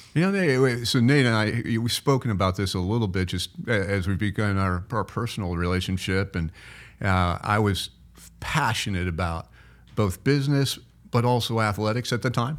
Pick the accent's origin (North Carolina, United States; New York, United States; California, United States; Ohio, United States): Ohio, United States; Cincinnati; also born or lived in Florida; now in Iowa, United States; I grew up in Cincinnati